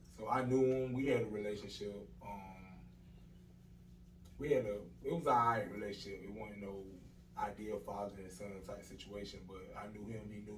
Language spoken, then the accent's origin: English; Dublin, Georgia, United States; moved away as an adult; now in Atlanta, United States; I'm originally from Dublin, Georgia. I've been here probably about 4 years now, 4 or 5 years now